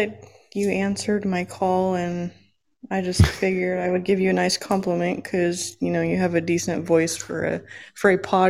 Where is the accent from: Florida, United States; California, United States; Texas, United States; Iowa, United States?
California, United States; Oh, just California area.